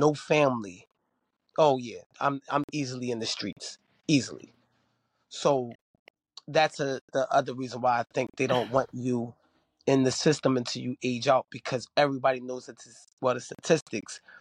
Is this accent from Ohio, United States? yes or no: no; New Jersey, United States; also born or lived in Philadelphia, Pennsylvania; being raised in Jersey